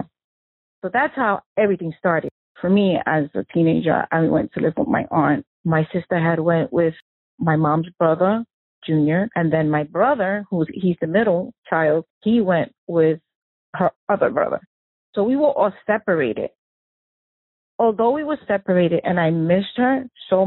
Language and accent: English; New York City, New York, United States; I actually was born and raised in Brooklyn, New York.